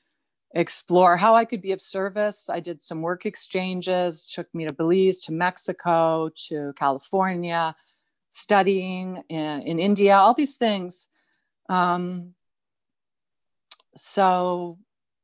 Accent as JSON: {"language": "English", "town": "Toronto", "region": "Ontario", "country": "Canada", "tie": "born or raised there", "moved": "as an adult", "lives_now": "British Columbia, Canada", "said": "I grew up in Toronto"}